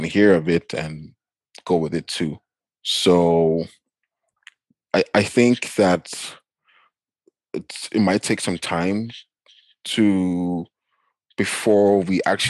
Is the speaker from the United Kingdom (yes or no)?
no; Nigeria; now in Canada; growing up in Nigeria